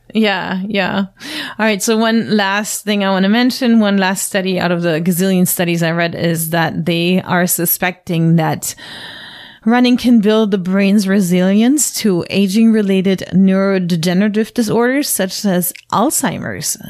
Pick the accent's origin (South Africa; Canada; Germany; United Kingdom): Germany; now in United States; I'm from Germany and growing up there, you didn't really go see a doctor